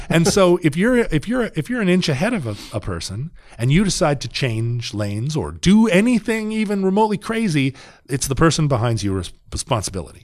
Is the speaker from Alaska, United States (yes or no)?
yes; Alaska, United States; the real Suburbans that I grew up with in Alaska